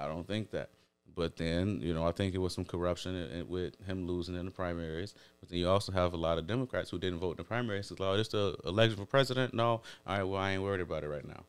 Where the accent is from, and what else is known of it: Chicago, Illinois, United States